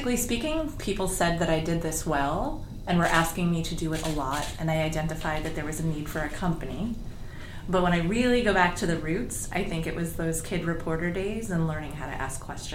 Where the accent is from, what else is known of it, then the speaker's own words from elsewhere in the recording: New York City, New York, United States; I grew up in New York City